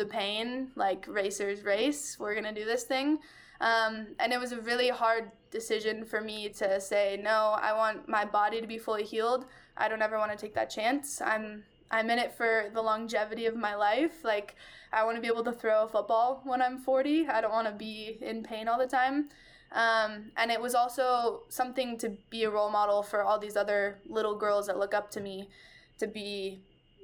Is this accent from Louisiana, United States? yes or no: no; Bend, Oregon, United States; I was born and raised in Bend, small town